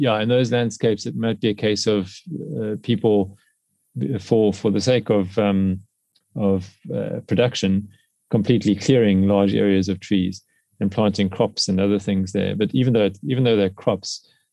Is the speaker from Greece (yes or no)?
no; South Africa; in South Africa, in my home country